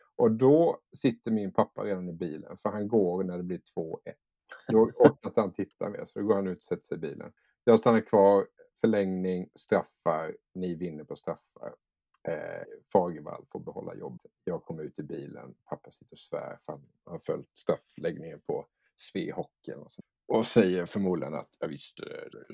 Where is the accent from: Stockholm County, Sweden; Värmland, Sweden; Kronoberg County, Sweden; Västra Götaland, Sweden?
Kronoberg County, Sweden; Älmhult; jag kom från Älmhult och där fanns inget hockeylag